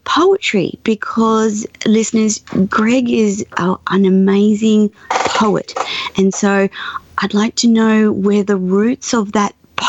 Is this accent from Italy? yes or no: no; Australia; as an Australian